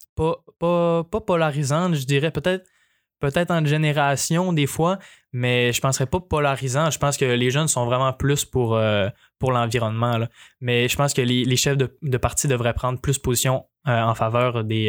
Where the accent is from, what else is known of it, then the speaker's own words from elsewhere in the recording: Quebec, Canada; je suis fier, je suis fier québécois, fier de mes ancêtres canadiens